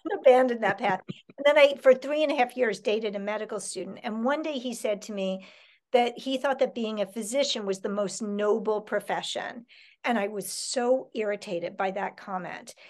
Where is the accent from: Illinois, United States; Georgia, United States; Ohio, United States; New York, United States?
New York, United States; New York City; I grew up in Manhattan